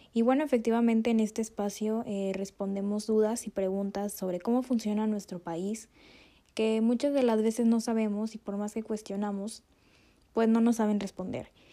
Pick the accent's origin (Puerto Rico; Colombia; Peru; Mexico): Mexico; como mexicanos